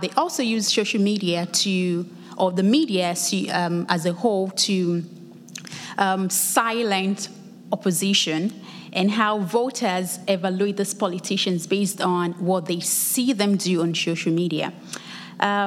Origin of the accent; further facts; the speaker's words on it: Lagos, Nigeria; now in United States; I'm originally from Lagos, Nigeria. I was back home for the summer break